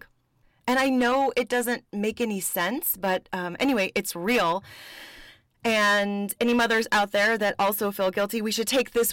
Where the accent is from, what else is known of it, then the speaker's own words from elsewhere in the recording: Las Vegas, Nevada, United States; moved away; my family in my hometown of Las Vegas, Nevada